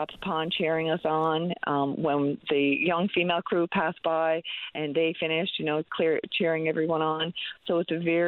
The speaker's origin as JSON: {"language": "English", "town": "St. John's", "region": "Newfoundland and Labrador", "country": "Canada", "tie": "born or raised there", "said": "I grew up right around Kittivitty Lake."}